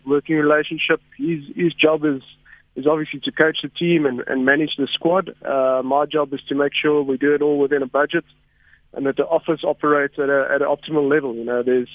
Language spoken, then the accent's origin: English; Somerset East, Eastern Cape, South Africa; moved away as an adult; also born or lived in Stellenbosch; now in Johannesburg, South Africa; I grew up in the Eastern Cape, all of my schooling, and then moved to Stellenbosch and came up to Joburg